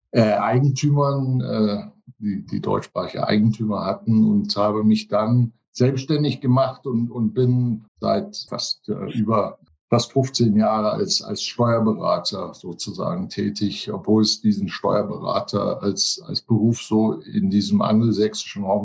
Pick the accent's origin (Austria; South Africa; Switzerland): South Africa; Johannesburg, Gauteng; Ich bin auch geboren in Johannesburg in Südafrika. Auch meine Eltern sind damals sogar separat ausgewandert. Die haben sich hier kennengelernt in Johannesburg und bin hier aufgewachsen, hier zur Schule gegangen.